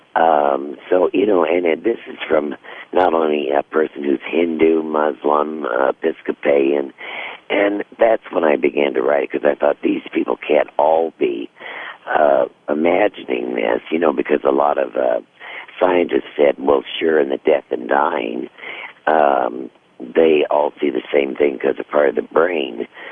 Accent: Missouri, United States; when I was a girl growing up in Missouri

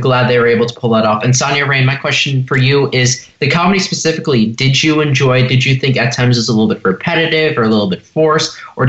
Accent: Los Angeles, California, United States

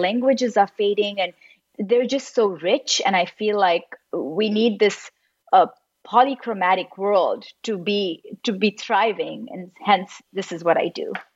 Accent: Mumbai, Maharashtra, India; moved away; also born or lived in Los Angeles; I was born and raised in Mumbai and then I lived in Los Angeles for most of my life

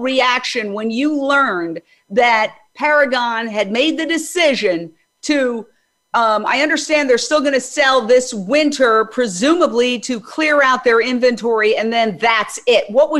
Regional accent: New York City, New York, United States; moved away as an adult; now in Los Angeles, United States; I'm born and raised in New York and I moved to LA, but back and forth.

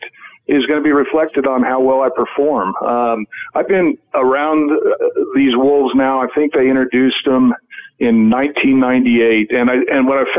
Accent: Arizona, United States; I grew up in Arizona

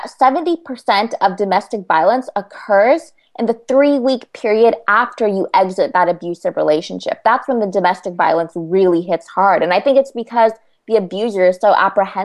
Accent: California, United States; I'm from California

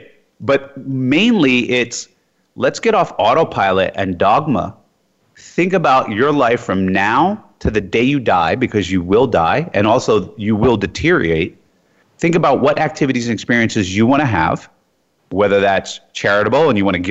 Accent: Jersey City, New Jersey, United States; moved away as an adult; also born or lived in Iowa / New York / U.S. Virgin Islands; I grew up in Jersey City, New Jersey.

